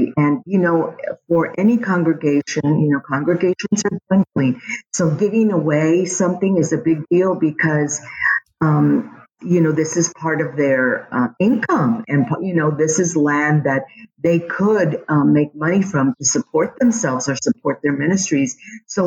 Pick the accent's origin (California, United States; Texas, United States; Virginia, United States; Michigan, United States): Texas, United States; San Antonio; I was born here on the West Side